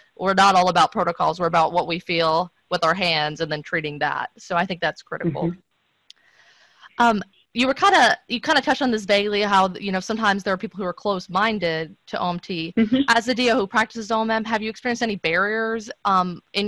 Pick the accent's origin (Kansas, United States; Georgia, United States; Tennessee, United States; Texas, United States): Tennessee, United States; I'm from Tennessee